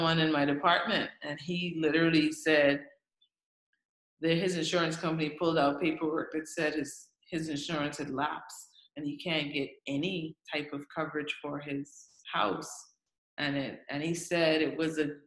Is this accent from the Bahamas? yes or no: yes; Grand Bahama, Bahamas; now in Abaco, Bahamas; I'm a Bahamian first, but I'm from Grand Bahama.